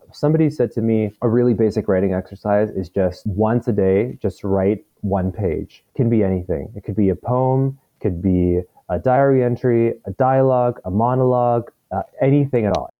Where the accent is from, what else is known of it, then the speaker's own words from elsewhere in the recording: Victoria, British Columbia, Canada; now in Vancouver, Canada; Victoria, which is my hometown